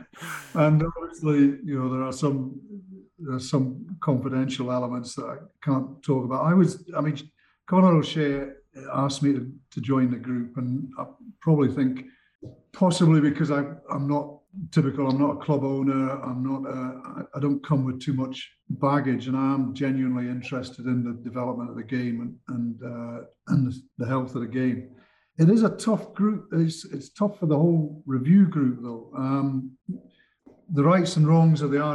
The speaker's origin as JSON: {"language": "English", "region": "Scotland", "country": "United Kingdom", "said": "as a Scotsman"}